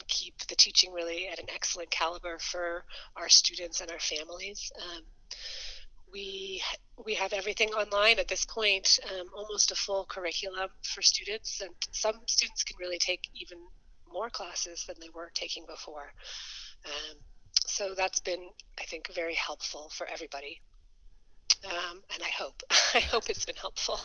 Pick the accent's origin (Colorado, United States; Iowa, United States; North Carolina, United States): Colorado, United States; Boulder; I grew up in Boulder